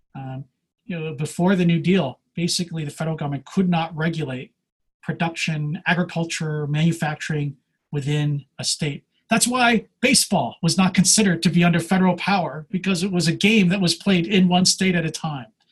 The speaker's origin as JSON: {"language": "English", "region": "Pennsylvania", "country": "United States", "moved": "yes", "lives_now": "California, United States", "said": "I'm originally from Pennsylvania, hence this Wawa mug"}